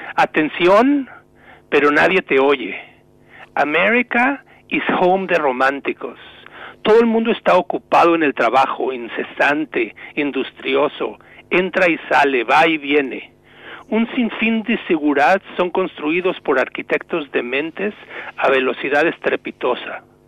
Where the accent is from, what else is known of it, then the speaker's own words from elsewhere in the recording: Mexico; moved away as an adult; now in New England, United States; Yo llevo como inmigrante mexicano unos 30 años en Estados Unidos